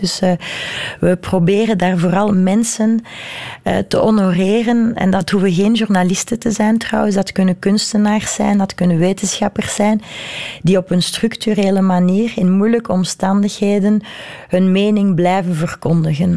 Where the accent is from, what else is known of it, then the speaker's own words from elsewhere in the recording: Brussels, Brussels-Capital Region, Belgium; ik ben Brusselaar, ik ben Europeaan, ik ben Belg, ik ben Vlaming